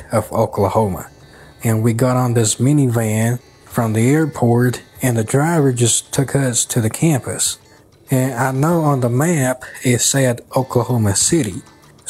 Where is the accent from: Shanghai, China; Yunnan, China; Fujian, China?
Yunnan, China; Kunming; English is a second language; moved away as an adult; also born or lived in West Texas; now in Texas, United States; I am from Kunming, Yunnan, Southwest China. And the city where I came from has the nickname of the City of Eternal Spring, meaning that the weather in my hometown is always like spring all year round